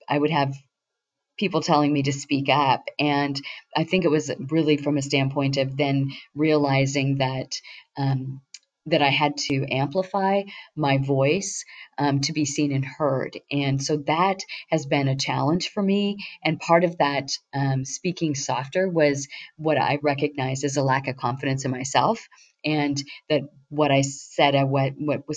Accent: Banks, Oregon, United States; also born or lived in Hillsboro, Oregon; My husband and I grew up together out in Banks, Oregon.

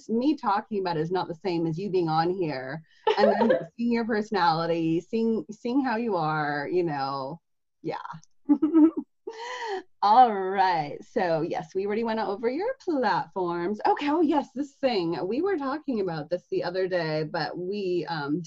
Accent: Seattle, Washington, United States; I'm from Seattle. I live in Seattle

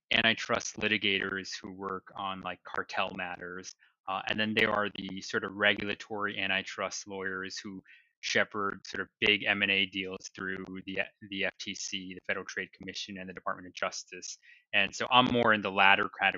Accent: Taiwan; moved away as an adult; also born or lived in New Jersey / Boston; now in New York City, United States; I was born in New Jersey and I grew up in Taiwan. So I spent all my formative years, first through 12th grade, in Taiwan.

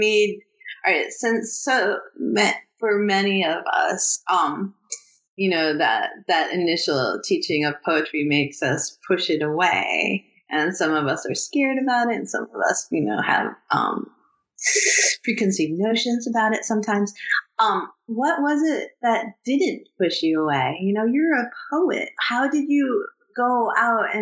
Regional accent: Oxford Mills, Ontario, Canada; moved away; I grew up in Oxford Mills when I was little

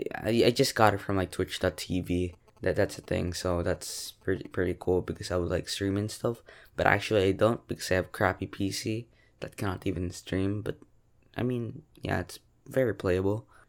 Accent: Philippines; I'm a Filipino from the Philippines

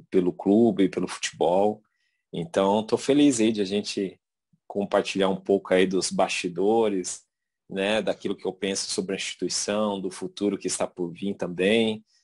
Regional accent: Mato Grosso do Sul, Brazil; moved away; quando saí de Mato Grosso do Sul, foi que me deu a oportunidade de fazer aquilo que, que amo fazer, que é jogar futebol, né?

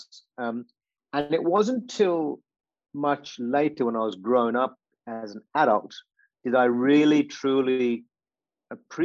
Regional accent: Vypin, Kerala, India; now in Australia; I grew up in a beautiful part of India, and there's so many beautiful parts in India called Kerala, in particular a place called Vaipin

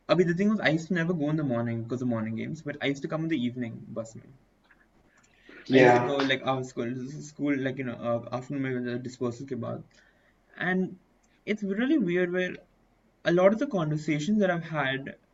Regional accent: Dubai, United Arab Emirates; because I was born in Dubai. I was brought up

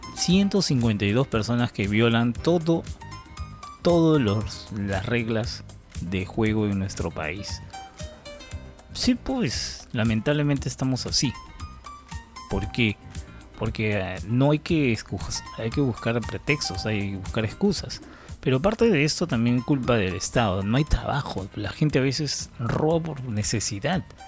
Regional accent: Peru; nosotros como peruanos

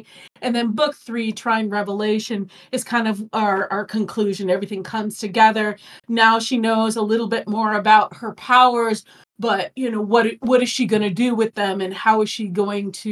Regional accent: Chicago, Illinois, United States; now in Phoenix, United States; I grew up in Chicago

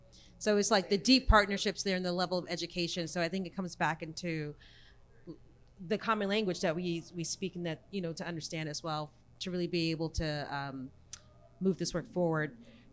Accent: New York, United States; moved away as an adult; now in Tulsa, United States; I'm from New York

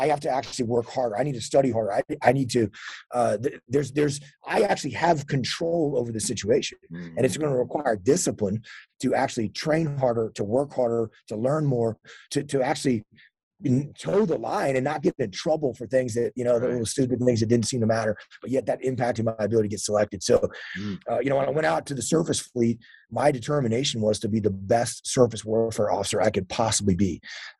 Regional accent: Texas, United States; born or raised there

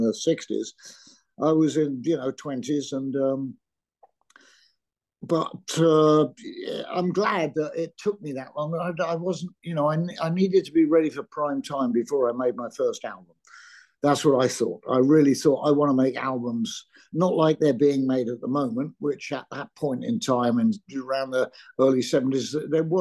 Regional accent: Surrey, South East England, United Kingdom; also born or lived in London; I was born in London, but grew up in the county of Surrey

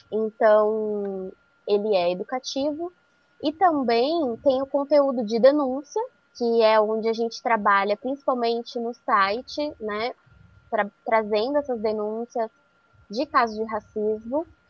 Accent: Araras, interior of São Paulo, Brazil; moved away as an adult; also born or lived in Campinas; now in São Paulo, Brazil; eu sou do interior de São Paulo, sou de Arara, e atualmente eu moro em São Paulo

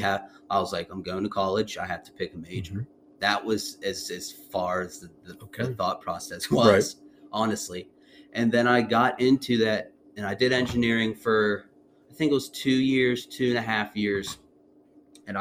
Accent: Wheeling, West Virginia, United States; we grew up in Wheeling.

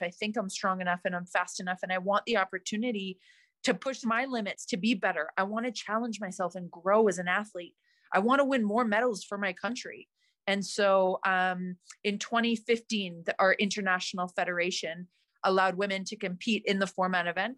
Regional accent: Calgary, Alberta, Canada; where I grew up in Canada, in Calgary

